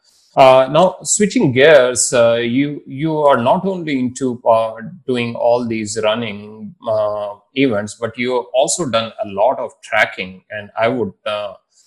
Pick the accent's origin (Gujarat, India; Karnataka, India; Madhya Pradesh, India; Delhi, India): Madhya Pradesh, India; Indore; I am from Indore